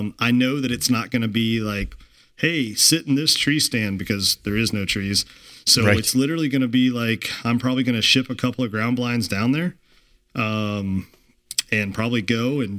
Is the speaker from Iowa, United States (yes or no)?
yes; Iowa, United States; my home state here of Iowa